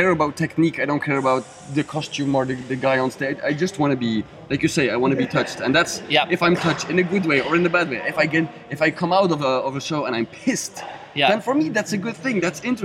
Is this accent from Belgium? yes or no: yes; Belgium; we're from Belgium, so it's a little bit more northern country